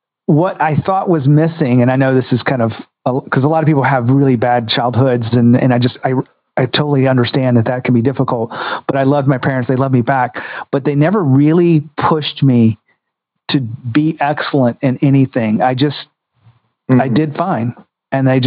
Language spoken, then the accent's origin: English; small town south of Atlanta, Georgia, United States; So small town living, about 30, 40 minutes south of downtown Atlanta.